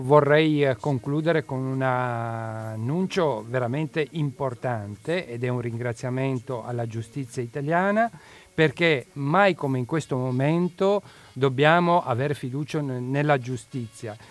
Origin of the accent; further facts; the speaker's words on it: Asmara, Eritrea; now in Italy; Io provengo dal Corno d'Africa